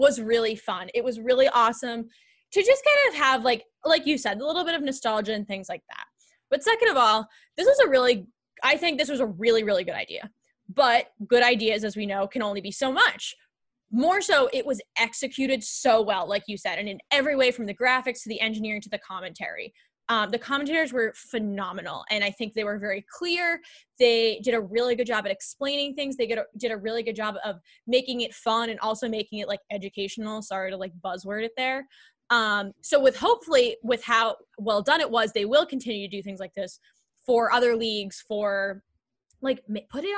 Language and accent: English; Northeast, United States; we grew up on the East Coast, like the Northeast